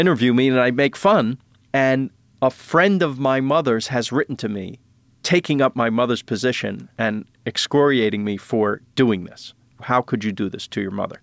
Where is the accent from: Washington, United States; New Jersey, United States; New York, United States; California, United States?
New York, United States; now in Los Angeles, United States; I'm from New York. And I love New York. I'm a New Yorker.